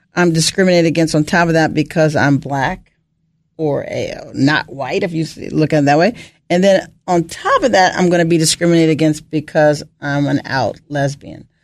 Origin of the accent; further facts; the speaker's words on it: Bethesda, Maryland, United States; also born or lived in Ohio / Rockville, Maryland; I grew up in Bethesda, Maryland.